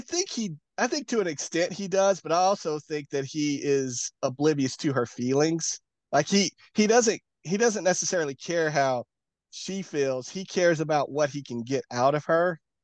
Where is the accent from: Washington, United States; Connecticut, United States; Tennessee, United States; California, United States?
Tennessee, United States; I'm from Tennessee